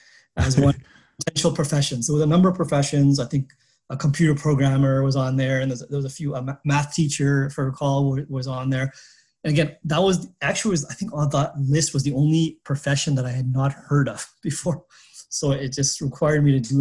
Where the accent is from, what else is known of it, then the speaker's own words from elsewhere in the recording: Montreal, Quebec, Canada; moved away as an adult; also born or lived in Pakistan / Toronto / Boston / Singapore; I grew up in Montreal